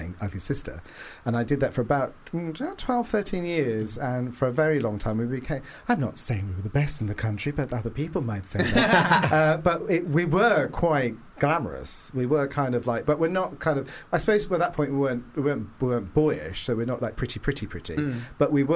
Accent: Gosport, South East England, United Kingdom; I'm not from Portsmouth. I'm from Gosport, which is actually not as glamorous as Portsmouth

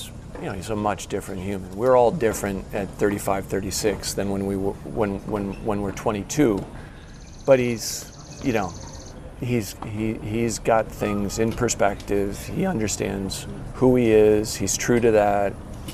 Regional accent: East Lansing, Michigan, United States; Yeah. So I grew up in East Lansing, Michigan.

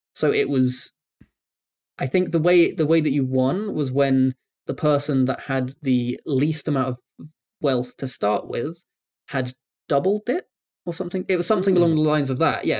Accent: United Kingdom; I'm British.

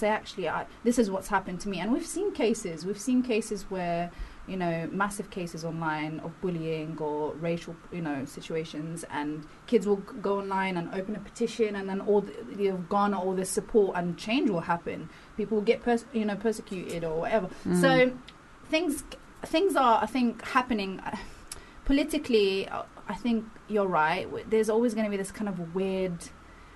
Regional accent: London, United Kingdom; also born or lived in Devon; I was born in Devon, man, and I grew up in South London

